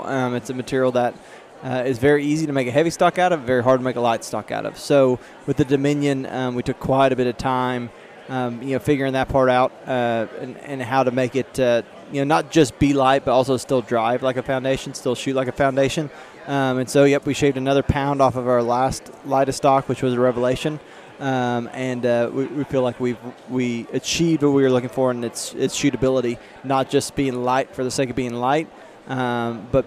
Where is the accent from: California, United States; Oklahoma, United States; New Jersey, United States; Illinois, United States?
Oklahoma, United States; I'm from Oklahoma